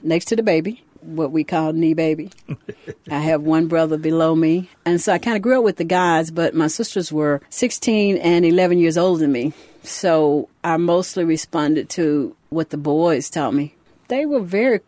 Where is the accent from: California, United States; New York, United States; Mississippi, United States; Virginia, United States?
Mississippi, United States; Louisville; I grew up in Louisville, Mississippi